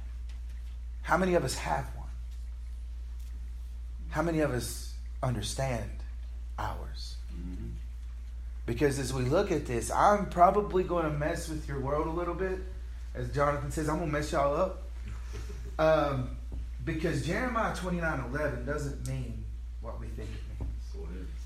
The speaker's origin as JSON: {"language": "English", "country": "United States", "said": "We, as American Christians"}